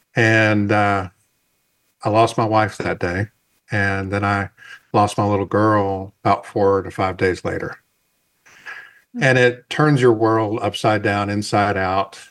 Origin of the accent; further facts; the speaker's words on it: the South, United States; I'm from the South